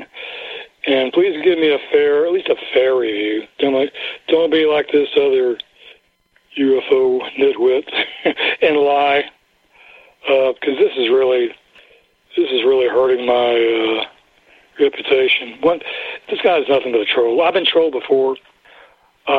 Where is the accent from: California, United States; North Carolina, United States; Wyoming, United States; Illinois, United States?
North Carolina, United States; accent: North Carolina; my North Carolina accent